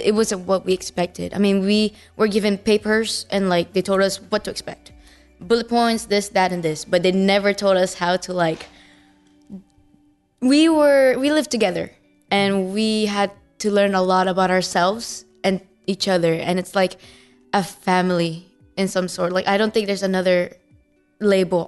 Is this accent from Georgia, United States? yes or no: yes; Georgia, United States; we're all from Georgia